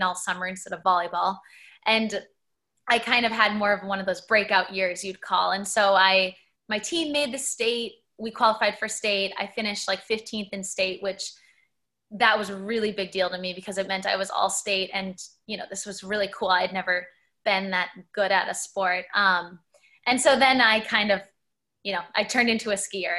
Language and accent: English; Minneapolis, Minnesota, United States; I grew up in Minneapolis, Minnesota. I spent, you know, my school years there